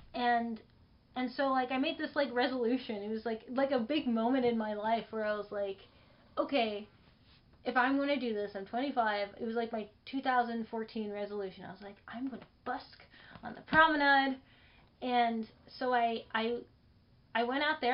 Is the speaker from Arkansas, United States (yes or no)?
no; Los Angeles, California, United States; I was born in Los Angeles. So this is my hometown.